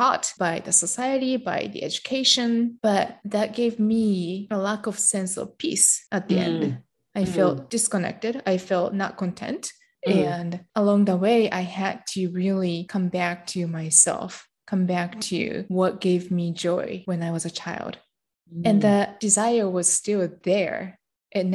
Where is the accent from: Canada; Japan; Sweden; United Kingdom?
Japan; I grew up in Japan and I'm Japanese.